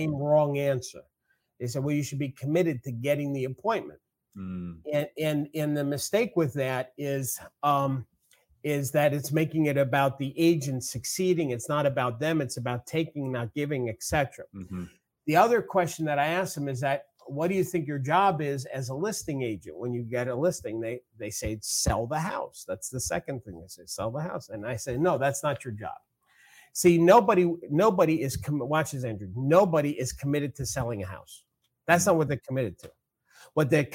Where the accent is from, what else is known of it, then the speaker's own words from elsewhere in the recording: New York, United States; accent: New York; I use my New York thing, my accent